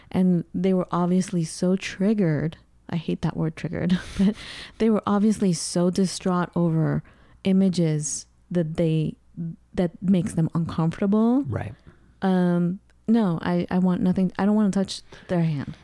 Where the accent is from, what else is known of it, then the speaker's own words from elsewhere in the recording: United States; growing up in the United States as an immigrant